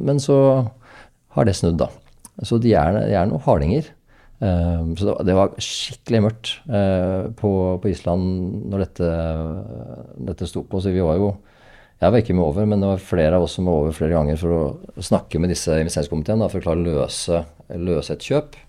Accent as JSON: {"language": "Norwegian", "area": "Hadeland", "region": "Innlandet", "country": "Norway", "also_born_or_lived": "Oslo", "moved": "yes", "lives_now": "Oppegård, Norway", "said": "jeg kommer fra Hadeland"}